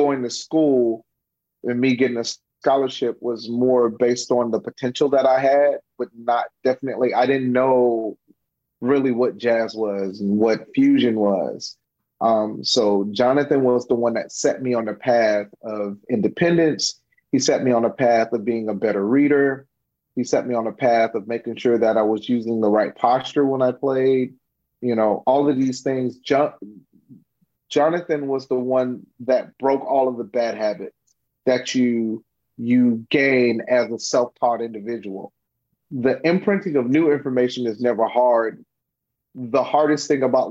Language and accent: English; Miami, Florida, United States; growing up in Miami